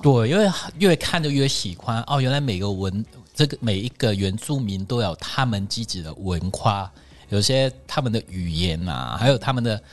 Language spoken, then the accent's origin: Chinese; Hong Kong; first language Cantonese; Chinese is a second language; moved away as an adult; now in Taichung, Taiwan; 我们香港人很直接